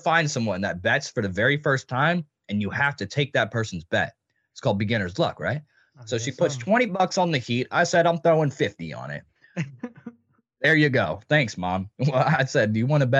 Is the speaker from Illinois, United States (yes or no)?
no; Tennessee, United States; we're from Tennessee.